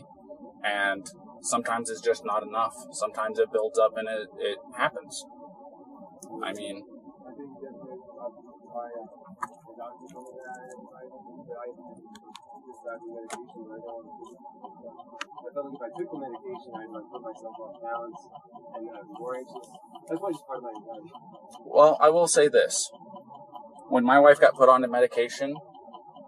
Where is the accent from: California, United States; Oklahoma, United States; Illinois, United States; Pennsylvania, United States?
California, United States; Three Rivers; moved away as an adult; now in Moab, United States; growing up in California